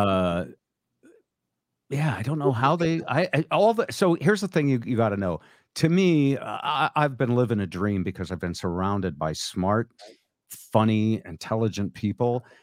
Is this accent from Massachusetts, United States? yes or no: yes; Boston, Massachusetts, United States; moved away as an adult; also born or lived in Baltimore; I was from Boston.